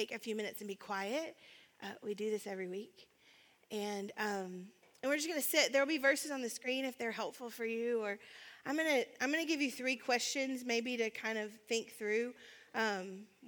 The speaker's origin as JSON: {"language": "English", "country": "United States", "said": "we as American Christians"}